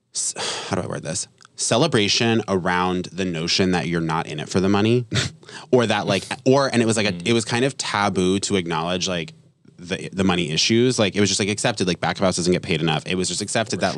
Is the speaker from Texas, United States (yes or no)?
no; Vermont, United States; moved away; also born or lived in New York; I'm like from Vermont, so it was like really small